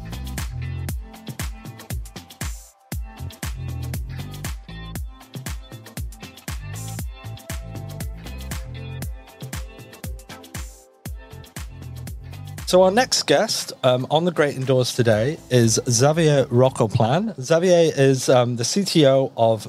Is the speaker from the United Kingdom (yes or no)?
yes; United Kingdom; as you can probably tell from my accent, I'm British